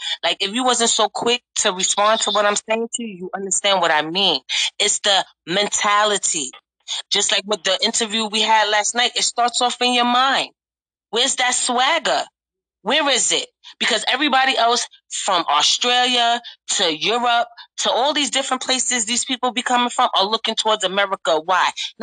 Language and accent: English; United States; I'm American